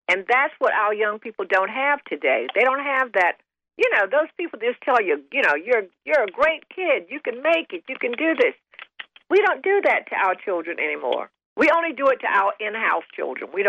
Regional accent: the South, United States; Because, see, growing up in the South, you didn't put your grandmothers in nursing homes.

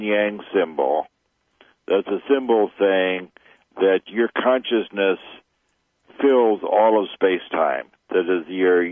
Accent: Chicago, Illinois, United States; I grew up in Chicago.

